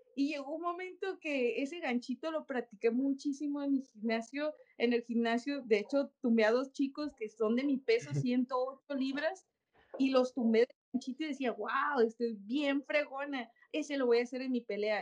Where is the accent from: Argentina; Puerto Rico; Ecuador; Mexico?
Mexico; la mayoría de las campeonas somos mexicanas